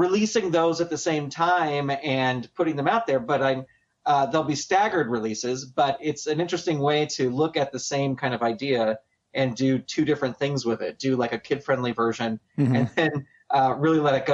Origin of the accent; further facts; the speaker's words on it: San Francisco Bay Area, California, United States; I grew up in the San Francisco Bay Area